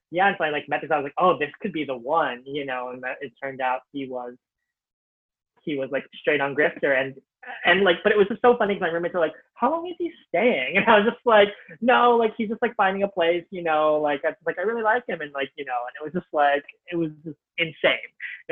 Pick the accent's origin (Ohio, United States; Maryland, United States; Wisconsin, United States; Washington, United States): Ohio, United States; moved away as an adult; also born or lived in Cleveland / New York; I grew up in Ohio.